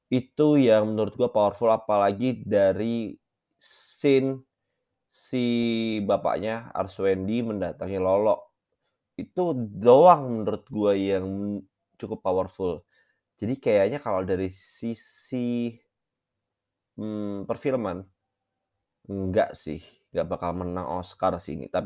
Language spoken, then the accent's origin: Indonesian; Java, Indonesia; Tapi mengingat gue orang Jawa, jadi gue nggak terlalu relate sebenarnya.